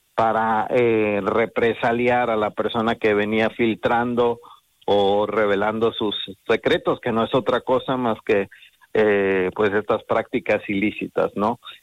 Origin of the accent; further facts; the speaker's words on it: Mexico; moved away as an adult; now in Spain; Yo soy mexicano, eh, emigré a España